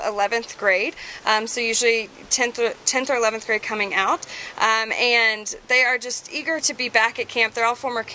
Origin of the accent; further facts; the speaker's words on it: the South, United States; we're both from the South. Like we're both from the same state